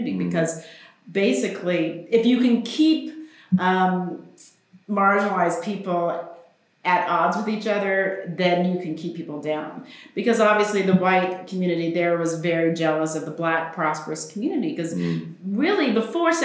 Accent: Oklahoma, United States; also born or lived in New York; I grew up in Oklahoma. I took Oklahoma history

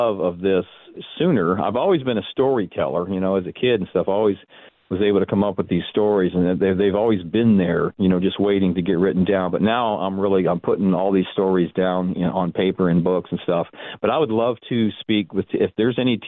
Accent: Tempe, Arizona, United States; I grew up in Tempe

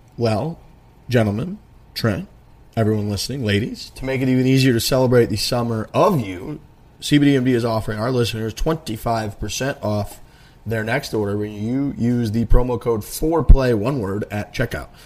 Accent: United States; I'm from America.

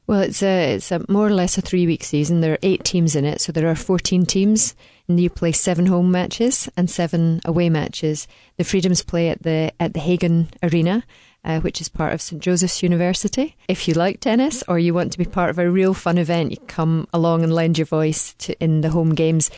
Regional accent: Dunblane, Scotland, United Kingdom; I come from Dunblane, which, if you stuck a pin right in the middle of Scotland, you would find Dunblane

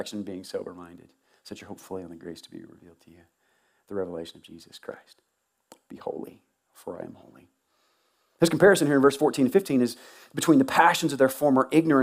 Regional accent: Tuscaloosa, Alabama, United States; moved away; I grew up in Tuscaloosa.

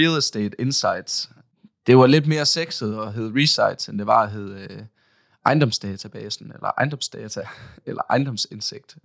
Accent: Aalborg, North Denmark Region, Denmark; jeg kommer også her fra Aalborg

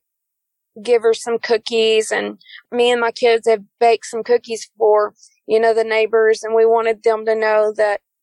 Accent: East Texas, United States; I'm from East Texas. We live in the big town of Fruitvale. We moved there around 2010

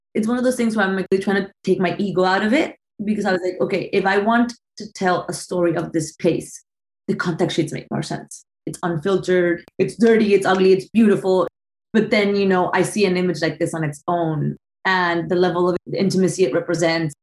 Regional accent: Bogota, Bogotá Capital District, Colombia; now in Brooklyn, United States; I'm from Colombia. I was born and raised in Bogota

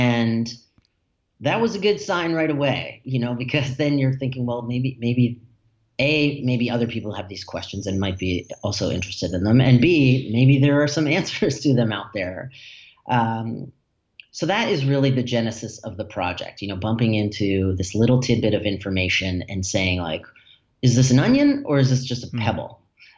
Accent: New England, United States; that I really knew nothing about, as a kid growing up in New England.

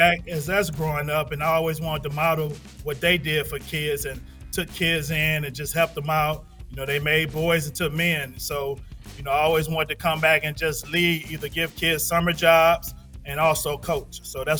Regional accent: Benton Harbor, Michigan, United States; born or raised there

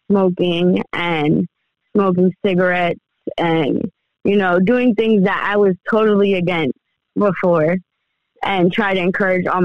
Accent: Allentown, Pennsylvania, United States; also born or lived in Uniontown; I was born in Allentown, uh, raised in Allentown, and moved around a lot. I lived in Uniontown over between Pittsburgh and Maryland for a little bit.

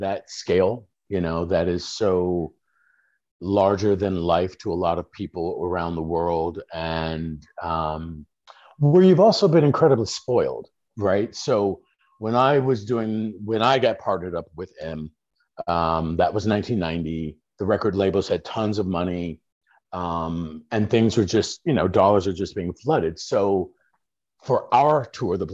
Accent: Chicago, Illinois, United States; grown up on the streets in Chicago

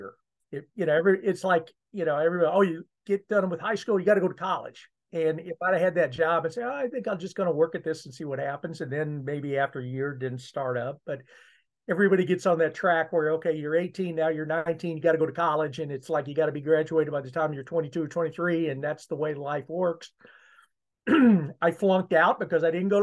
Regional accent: Columbia, Missouri, United States; I grew up in Columbia, Missouri.

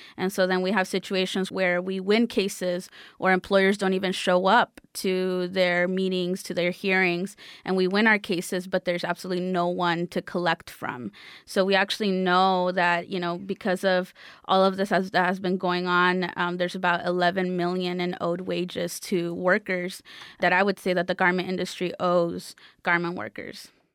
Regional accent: Los Angeles, California, United States; I am originally from South Central Los Angeles.

